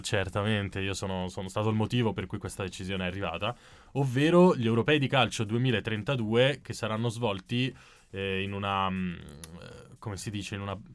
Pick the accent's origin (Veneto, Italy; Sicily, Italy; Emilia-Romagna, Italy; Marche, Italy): Veneto, Italy; da Veneto